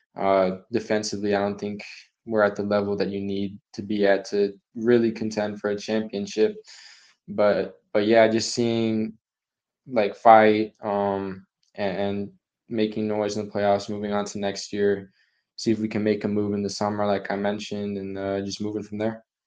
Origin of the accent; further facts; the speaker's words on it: Dallas, Texas, United States; I'm from Dallas